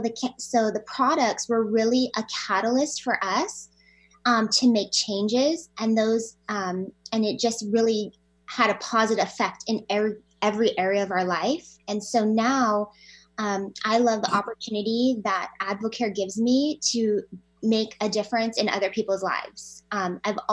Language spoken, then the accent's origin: English; Hawaii, United States; moved away as an adult; now in Washington, United States; I grew up in Hawaii